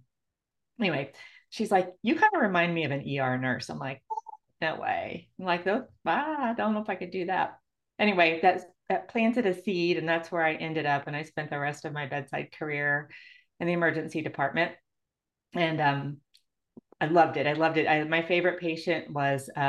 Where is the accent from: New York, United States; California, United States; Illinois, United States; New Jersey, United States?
Illinois, United States; moved away; I grew up in Illinois